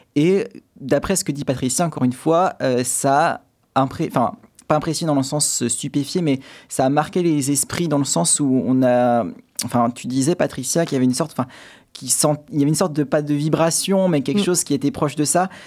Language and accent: French; Châtellerault, Nouvelle-Aquitaine, France; also born or lived in Paris / Saumur / Poitiers; je suis originaire de Châtellerault